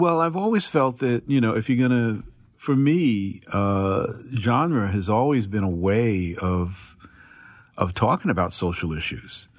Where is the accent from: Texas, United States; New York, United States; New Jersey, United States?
New Jersey, United States; Newark; growing up in Newark, New Jersey, in the fifties and the sixties